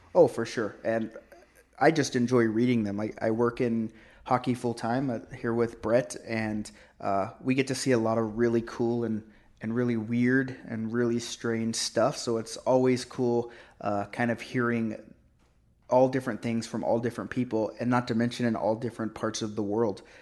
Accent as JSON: {"language": "English", "region": "Oklahoma", "country": "United States", "tie": "born or raised there", "moved": "yes", "lives_now": "Canada", "said": "I grew up in Oklahoma"}